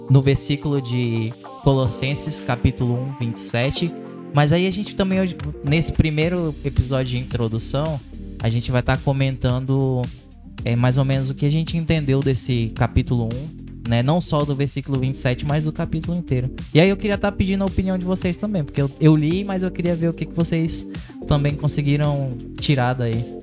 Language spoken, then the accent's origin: Portuguese; Porto Velho, Rondônia, Brazil; é, eu sou aqui de Porto Velho, da Paz Church.